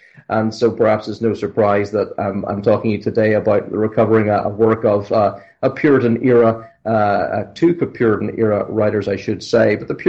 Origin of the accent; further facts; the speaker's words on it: Northern Ireland, United Kingdom; also born or lived in Scotland; So I was born in Scotland. I was raised, however, in Northern Ireland, so I guess that means I'm Scots-Irish.